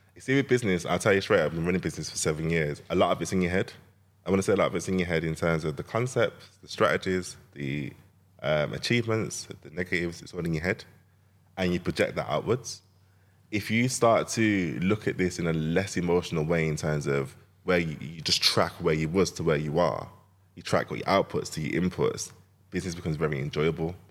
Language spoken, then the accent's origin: English; Jamaica; I'm Jamaican.